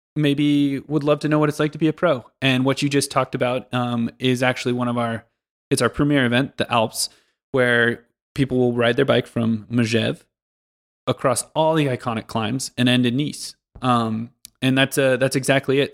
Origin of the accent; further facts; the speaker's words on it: Pacific Northwest, United States; moved away as an adult; also born or lived in Kansas / Denver; now in Switzerland; I grew up in, originally in the Pacific Northwest in, uh, the United States